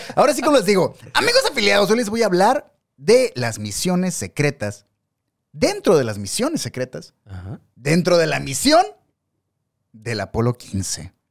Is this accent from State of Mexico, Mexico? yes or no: no; Mexicali, Baja California, Mexico; nosotros somos de Mexicali, Baja California